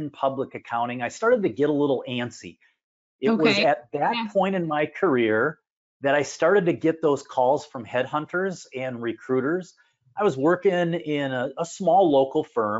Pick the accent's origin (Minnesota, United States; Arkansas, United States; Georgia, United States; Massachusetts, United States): Minnesota, United States; Minneapolis; I'm from the Minneapolis-St. Paul area. I've spent most of my life in this area.